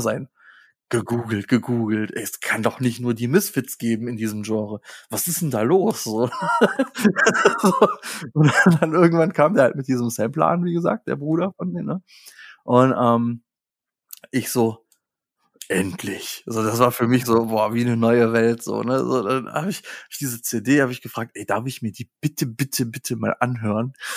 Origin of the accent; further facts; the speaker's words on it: Hilden, North Rhine-Westphalia, Germany; moved away; also born or lived in Hesse; ich komme aus Hilden.